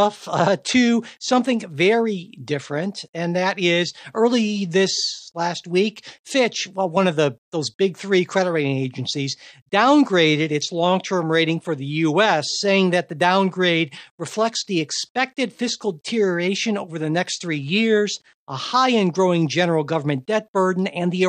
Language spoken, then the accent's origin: English; United States; as an American